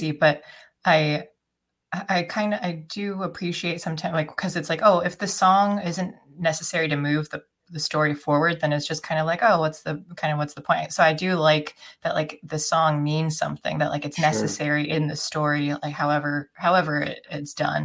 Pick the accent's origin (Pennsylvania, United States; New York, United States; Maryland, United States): Pennsylvania, United States; my hometown because we're in the birthplace of the oil industry